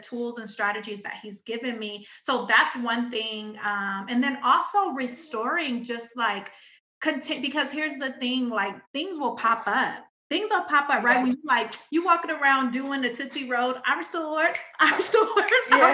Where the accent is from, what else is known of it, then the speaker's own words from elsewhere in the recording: Pomona, California, United States; I'm still from Pomona